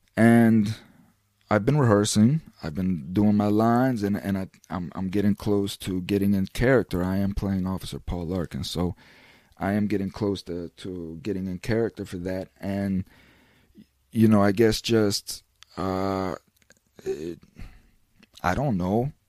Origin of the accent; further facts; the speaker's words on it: United States; an American citizen